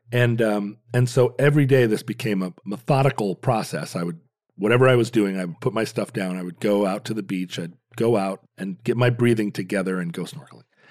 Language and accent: English; Alaska, United States; Growing up in Alaska